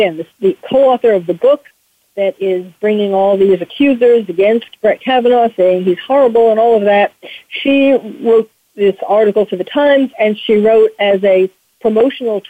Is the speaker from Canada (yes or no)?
no; New York, United States; I'm a New Yorker, born and bred